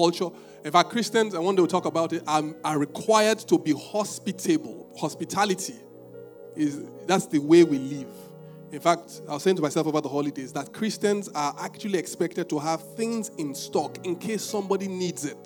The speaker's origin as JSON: {"language": "English", "town": "Ibadan", "region": "Oyo", "country": "Nigeria", "said": "I'm from Ibadan."}